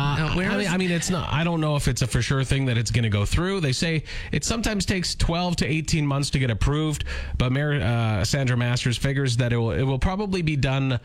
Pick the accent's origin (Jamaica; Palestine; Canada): Canada; Saskatoon, Saskatchewan; now in Regina, Canada; When I was growing up in Saskatoon